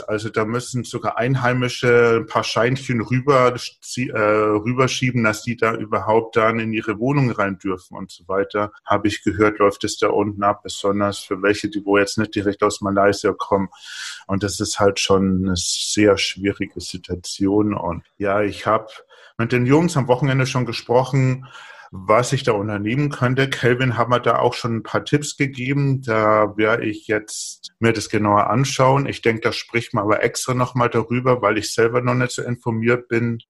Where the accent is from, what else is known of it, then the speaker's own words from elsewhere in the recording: Bavaria, Germany; Ich komme aus Bayern, ich trinke nur Bier